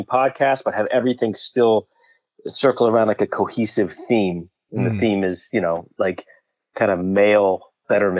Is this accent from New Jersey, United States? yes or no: yes; Bridgewater, New Jersey, United States; I'm from Central Jersey. I grew up in a town called Bridgewater